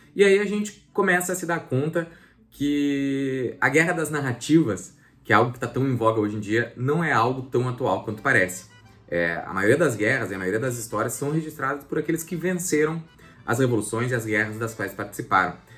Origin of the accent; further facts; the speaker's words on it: Bagé, Rio Grande do Sul, Brazil; Eu sou natural da cidade de Bagé